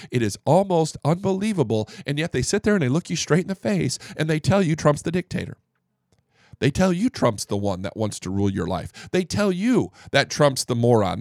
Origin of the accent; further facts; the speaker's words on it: Northeast Indiana, United States; moved away as an adult; now in Dallas-Fort Worth, United States; I am from the Midwest, Northeast Indiana